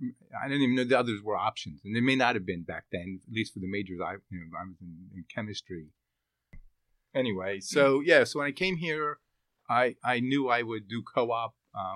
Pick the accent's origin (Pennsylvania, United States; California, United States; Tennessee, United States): Pennsylvania, United States; Philadelphia; Drexel was what I grew up in the Philadelphia area, so Drexel was very well known